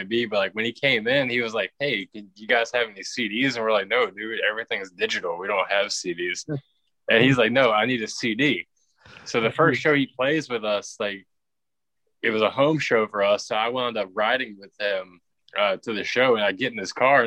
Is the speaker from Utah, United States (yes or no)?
no; Richmond, Virginia, United States; We're from Richmond, Virginia